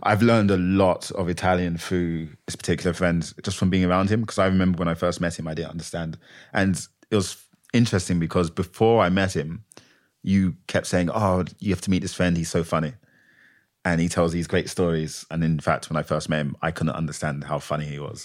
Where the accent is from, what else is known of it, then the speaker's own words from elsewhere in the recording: London, United Kingdom; also born or lived in Manchester; I'm from London